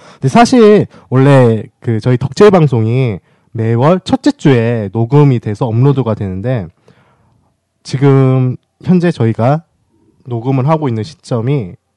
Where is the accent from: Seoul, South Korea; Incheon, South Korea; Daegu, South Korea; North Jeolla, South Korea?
Daegu, South Korea; 저는 대구 출신이다 보니까는